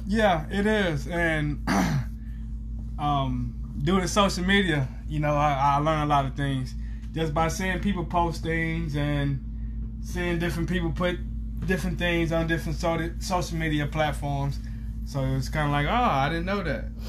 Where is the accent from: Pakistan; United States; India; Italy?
United States; Galveston, Texas; moved away; I'm from Galveston, which is a small town